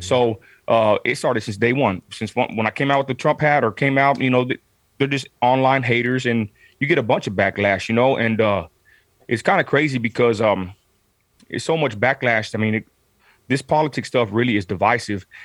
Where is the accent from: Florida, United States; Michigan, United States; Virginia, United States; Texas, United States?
Texas, United States; Midland; I'm from Southside Midland, Texas